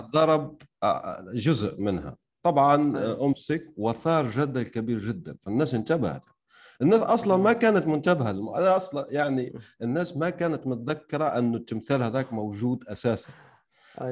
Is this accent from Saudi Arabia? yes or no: no; Algeria; عندنا في الجزائر